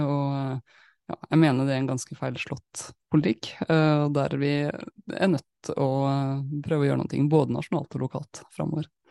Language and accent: Norwegian; Molde, Møre og Romsdal, Norway; Jeg er fra Molde